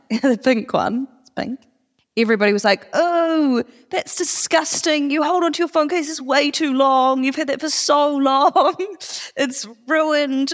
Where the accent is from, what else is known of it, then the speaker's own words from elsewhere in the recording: Auckland, New Zealand; moved away; we're actually both from Auckland